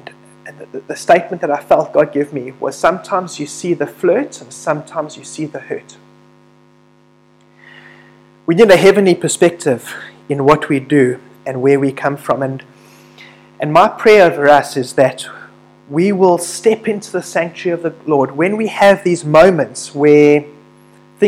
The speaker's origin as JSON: {"language": "English", "country": "South Africa", "said": "through being a South African"}